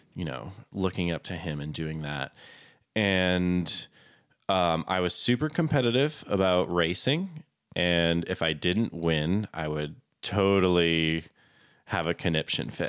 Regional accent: Florida, United States; also born or lived in Plymouth, Massachusetts; I am essentially from Florida. Okay. I'm a Florida man

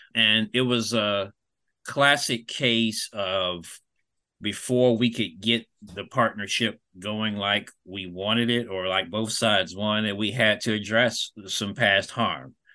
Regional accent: Fayetteville, North Carolina, United States; I am a Fayetteville native.

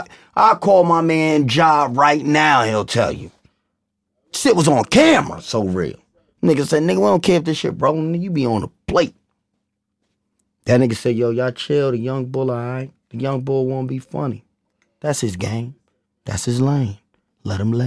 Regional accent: New Rochelle, New York, United States; I'm from New Rochelle, New York, Lincoln Avenue

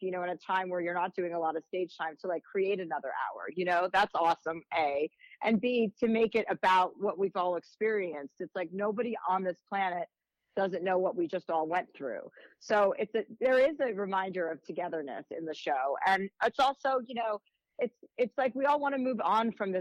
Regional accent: New Jersey, United States; my Montclair, which is my home state

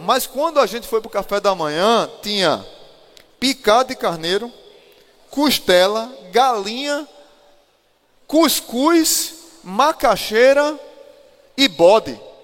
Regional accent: Rio Grande do Norte, Brazil; eu cresci aqui no Rio Grande do Norte

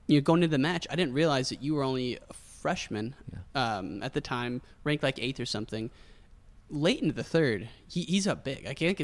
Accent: Illinois, United States; We're from Illinois.

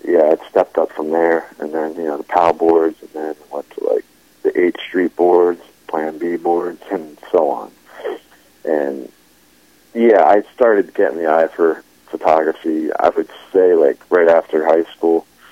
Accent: New Jersey, United States; moved away as an adult; now in Philadelphia, United States; I grew up in North Jersey

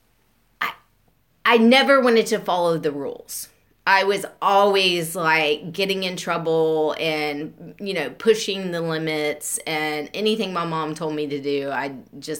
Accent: Beaumont, Texas, United States; I grew up and I was born in 1975 in Beaumont

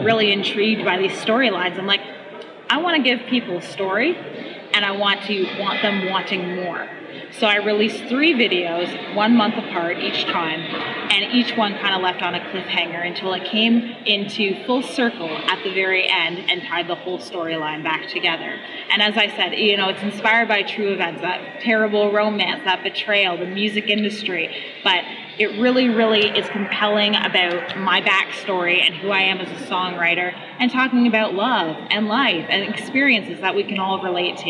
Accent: London, Ontario, Canada; I'm from London, Ontario, Canada.

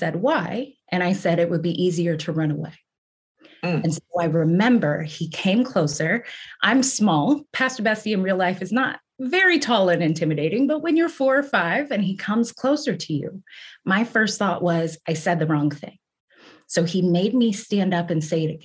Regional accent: Kansas City, Missouri, United States; moved away as an adult; also born or lived in Boston / Las Vegas; I grew up in the Midwest, right? I'm from Kansas City

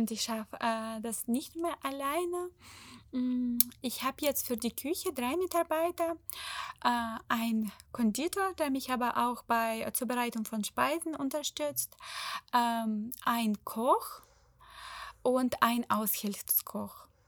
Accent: Ukraine; German is a second language; Der wusste auch nicht, dass ich Ukrainerin bin

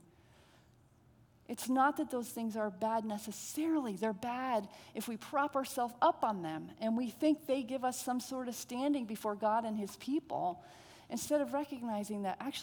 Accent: Connecticut, United States; I'm from Connecticut

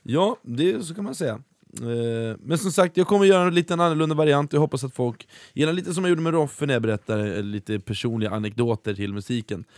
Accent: Norrköping, Östergötland, Sweden; i min hemstad i Norrköping

